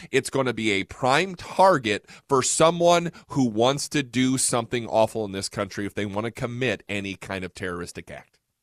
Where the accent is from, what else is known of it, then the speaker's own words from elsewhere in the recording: Fort Wayne, Indiana, United States; moved away as an adult; now in Fort Worth, United States; I'm originally from Fort Wayne, Indiana